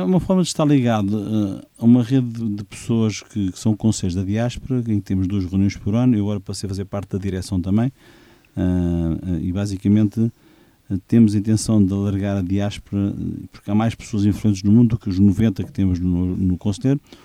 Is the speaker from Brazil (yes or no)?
no; Portugal; moved away; also born or lived in Poland; querer ter um espaço na minha terra